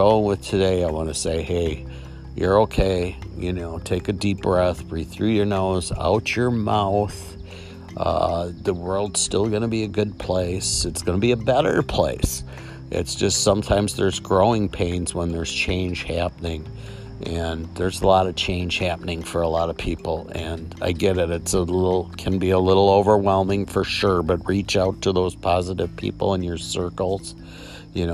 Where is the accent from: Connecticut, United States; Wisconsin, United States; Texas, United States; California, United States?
Wisconsin, United States; Milwaukee; my hometown, where I drive by the State Fair Park